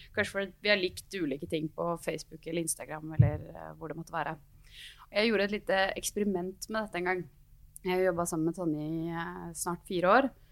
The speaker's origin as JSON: {"language": "Norwegian", "town": "Gjøvik", "region": "Innlandet", "country": "Norway", "moved": "as an adult", "lives_now": "Oslo, Norway", "said": "jeg er eh, sosialdemokrat fra Gjøvik, 28 år, bodd i Oslo de siste ni"}